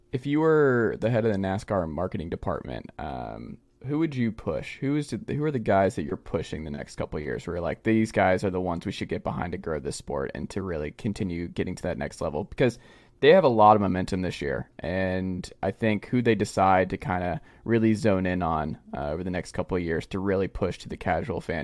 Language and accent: English; Georgia, United States; down there in my home state